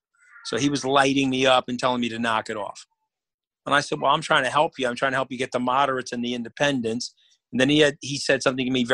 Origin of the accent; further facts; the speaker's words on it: New York, United States; I'm a New Yorker